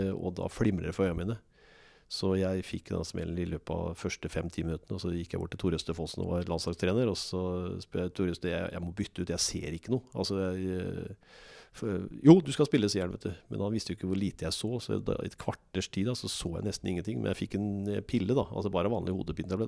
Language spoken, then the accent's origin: Norwegian; Moss, Østfold, Norway; also born or lived in England / Germany; jeg er ekte mossing. Jeg liker Moss, og jeg trives i Moss. Her har jeg både venner og familie, så dette er, dette er byen i mitt liv.